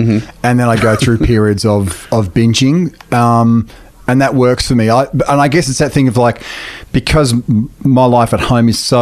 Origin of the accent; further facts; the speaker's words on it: Australia; being from Australia